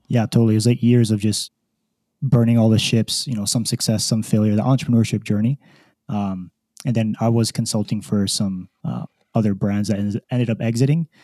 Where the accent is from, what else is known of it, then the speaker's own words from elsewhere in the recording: Hawaii, United States; moved away as an adult; born and raised in Hawaii